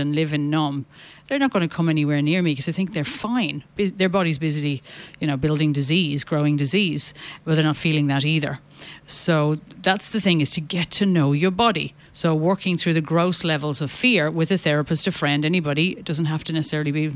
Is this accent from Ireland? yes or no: yes; Ireland; as an Irish Catholic